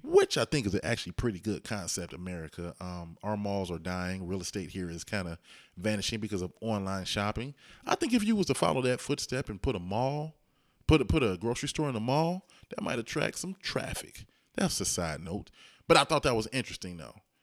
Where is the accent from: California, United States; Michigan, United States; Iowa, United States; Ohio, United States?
Ohio, United States; Dayton; I'm from Ohio, Dayton, Ohio.